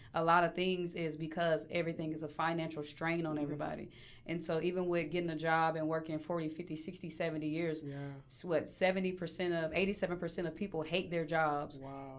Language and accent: English; Mableton, Georgia, United States; now in Atlanta, United States; I grew up in Atlanta. Well, on the sub- suburbs of Mableton, Georgia